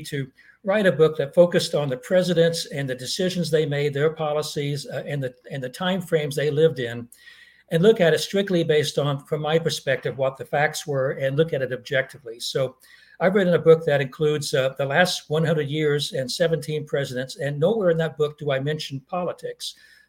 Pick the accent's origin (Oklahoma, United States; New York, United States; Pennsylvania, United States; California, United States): Oklahoma, United States; also born or lived in Massachusetts; I grew up in Oklahoma, one of the reddest of the red states, and I spent most of my life in Massachusetts, where the computer industry was at the time, one of the bluest of the blue states.